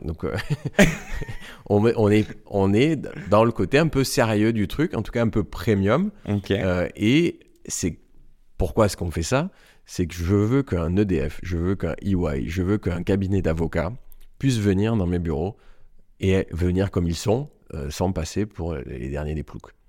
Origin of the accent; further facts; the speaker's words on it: Marseille, Provence-Alpes-Côte d'Azur, France; accent: Marseille; moved away as an adult; also born or lived in Paris; un entrepreneur marseillais